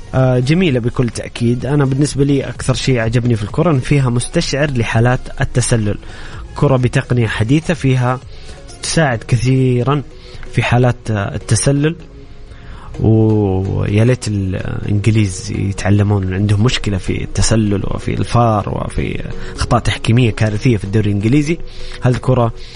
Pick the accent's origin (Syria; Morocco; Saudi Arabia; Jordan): Saudi Arabia; بالنسبه لنا كسعوديين